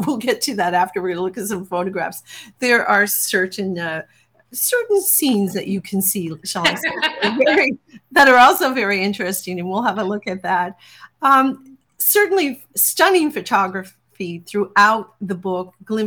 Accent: Newfoundland and Labrador, Canada; I'm a Newfoundlander

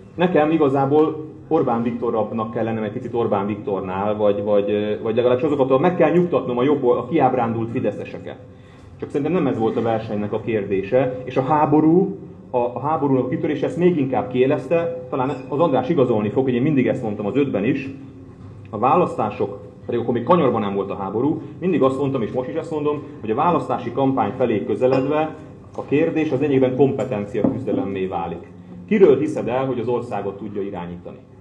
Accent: Hungary; moved away as an adult; now in Budapest, Hungary; én vidéki származású vagyok

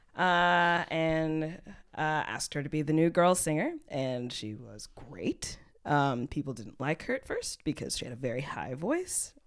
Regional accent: Texas, United States; now in Berlin, Germany; I'm from Texas

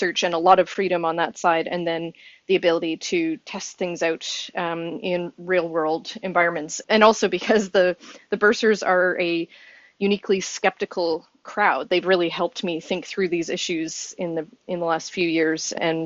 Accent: Saskatoon, Saskatchewan, Canada; I'm from Saskatoon, Saskatchewan in Canada

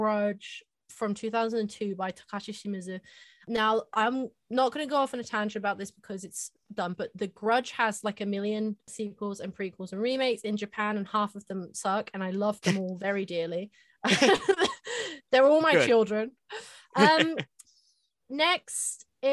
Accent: England, United Kingdom; I'm from England

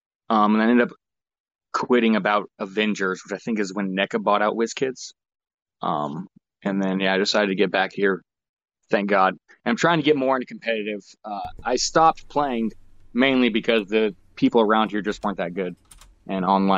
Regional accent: Medford, Oregon, United States; I am from Medford, Oregon.

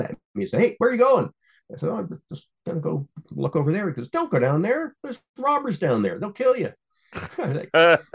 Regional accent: Canada; I'm a Canadian

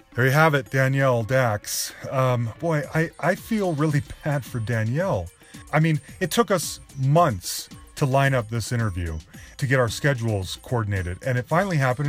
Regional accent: Salt Lake City, Utah, United States; moved away; both of us growing up in Salt Lake City at the same time

